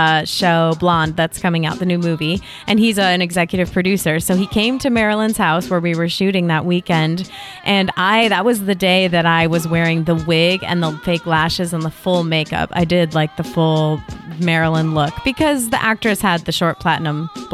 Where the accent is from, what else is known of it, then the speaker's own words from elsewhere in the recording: California, United States; We all know because we're from Northern California, which is close to India.